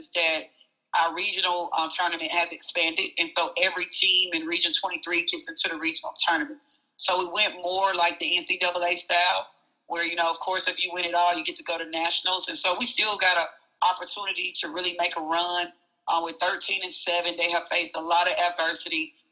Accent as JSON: {"language": "English", "town": "Oxford", "region": "Mississippi", "country": "United States", "tie": "born or raised there", "said": "I'm from Oxford, Mississippi, and I was born and raised there"}